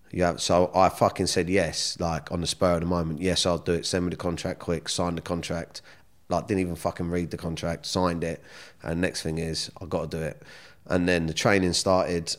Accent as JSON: {"language": "English", "area": "Surrey", "region": "South East England", "country": "United Kingdom", "tie": "born or raised there", "also_born_or_lived": "Kingston"}